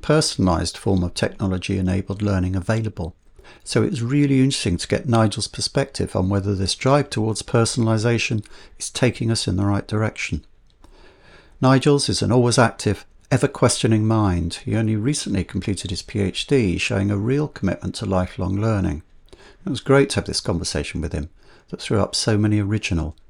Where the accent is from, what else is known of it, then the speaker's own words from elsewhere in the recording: London, United Kingdom; I was born in South London too, like him